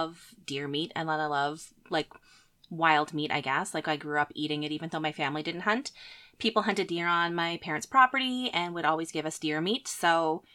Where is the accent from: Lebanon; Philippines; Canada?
Canada; Nova Scotia; moved away as an adult; now in Manitoba, Canada; I grew up in Nova Scotia. I lived most of my life there and moved to Manitoba probably around 12 years ago